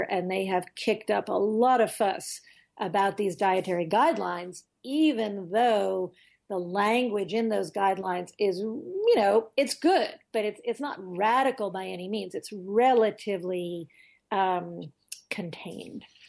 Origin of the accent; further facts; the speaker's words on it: United States; as an American